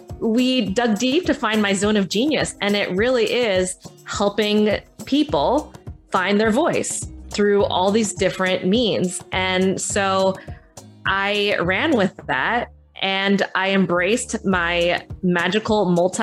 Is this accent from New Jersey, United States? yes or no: yes; Southern New Jersey, United States; also born or lived in Philadelphia; I was born in Philadelphia, but grew up in Southern New Jersey.